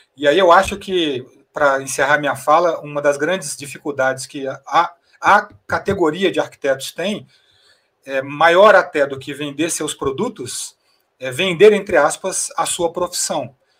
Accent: Goiás, Brazil; no meu caso, que sou goiano

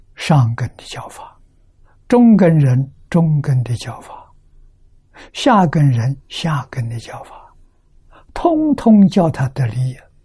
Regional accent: China; 我们中国人

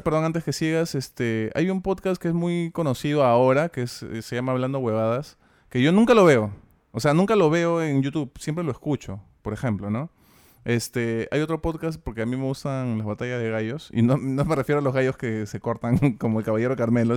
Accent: Lima, Peru; accent: Peruvian, Limeño; nuestro acento peruano que sí tenemos y limeño.

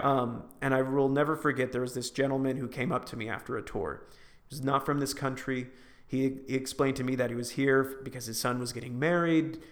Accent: Vacaville, California, United States; moved away; my hometown of Vacaville

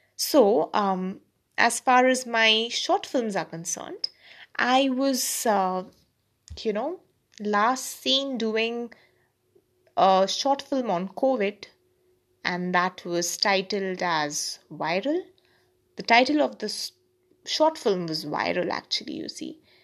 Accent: India; also born or lived in Kolkata, India; I'm an Indian

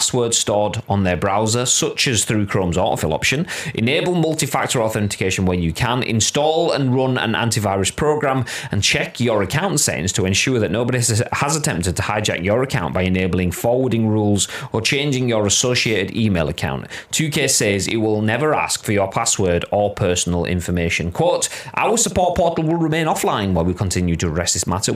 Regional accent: Yorkshire and the Humber, United Kingdom; I'm from Yorkshire

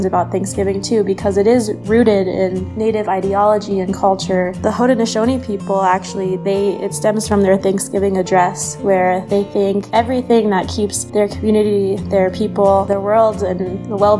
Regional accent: United States; as an American, of course, I have the family and the holiday and food

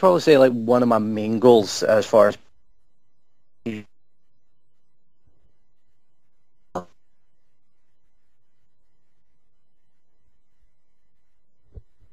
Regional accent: Greenock, Scotland, United Kingdom; Greenock is also my hometown

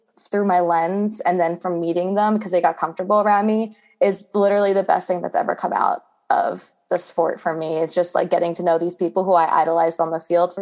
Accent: New Jersey, United States; now in Florida, United States; I was born and raised in South Jersey

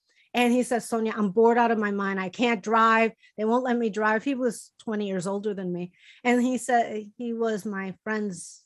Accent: Chicago, Illinois, United States; moved away; Chicago, and you know, my hometown

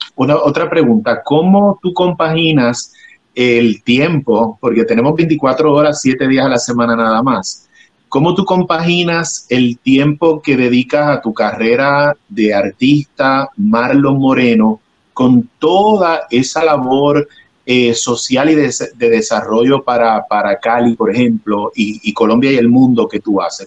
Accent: Puerto Rico; now in Los Angeles, United States; Yo resido en Los Ángeles, pero soy eh, oriundo de Puerto Rico

